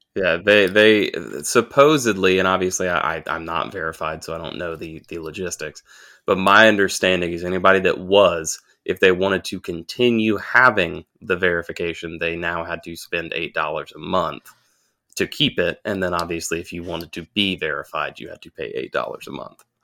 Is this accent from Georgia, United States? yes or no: yes; Augusta, Georgia, United States; moved away; I grew up in Augusta.